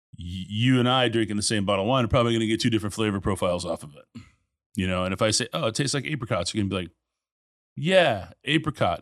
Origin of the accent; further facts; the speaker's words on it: Tulsa, Oklahoma, United States; also born or lived in Nebraska; now in Houston, United States; born in Nebraska, grew up in Tulsa, um, ended up in Houston in '95